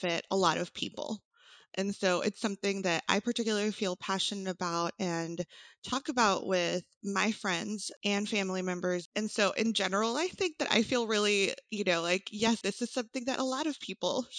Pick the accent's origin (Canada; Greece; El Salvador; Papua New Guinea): El Salvador; first language Spanish; English is a second language; now in Austin, United States; I did grow up in El Salvador with my family.